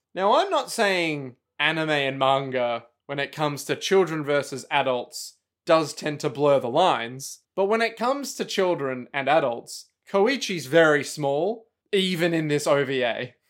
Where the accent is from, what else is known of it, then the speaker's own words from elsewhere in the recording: Australia; I'm from Australia